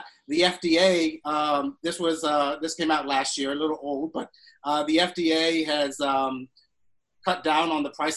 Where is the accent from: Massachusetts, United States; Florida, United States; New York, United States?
Florida, United States; I'm from Florida